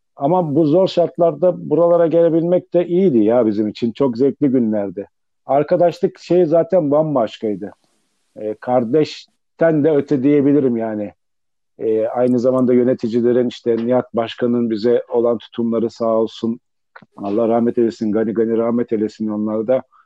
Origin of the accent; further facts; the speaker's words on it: Sakarya, Turkey; bizim Sakarya'daki bu kadar futbolcu potansiyelinin bu kadar iyi olmasının bana göre en büyük sebeplerinden bir tanesi bizde bir de mahalle kültürü vardı. Mahalle maçları vardı. Yani bunları oynuyorduk. Sokakta büyüdük biz.